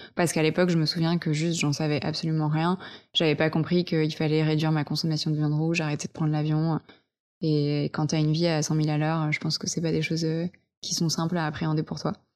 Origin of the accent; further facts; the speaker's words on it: Vercors, Auvergne-Rhône-Alpes, France; now in Paris, France; j'ai grandi en montagne, dans le Vercors